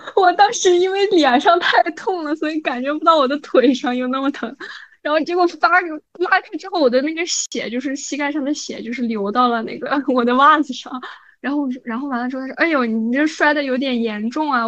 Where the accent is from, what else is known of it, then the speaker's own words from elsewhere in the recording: Xinjiang, China; 我们新疆人嘛，差不多两点多吃饭